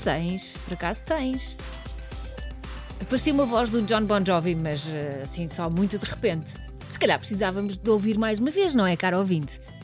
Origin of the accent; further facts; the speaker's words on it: Barranquilla, Atlántico, Colombia; now in Portugal; sou natural de Barranquilla, Colômbia